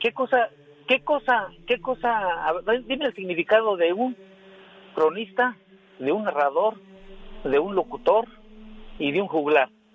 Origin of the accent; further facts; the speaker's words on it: Cruz Azul, Jasso, Hidalgo, Mexico; yo soy de Cruz Azul de Jaso Hidalgo